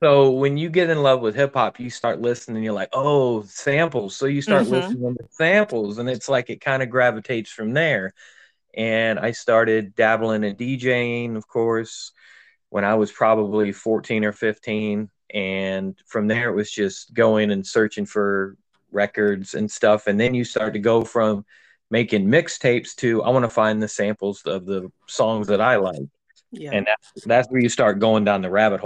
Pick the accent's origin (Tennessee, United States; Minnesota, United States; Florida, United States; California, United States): Florida, United States; Melbourne; being from growing up in Florida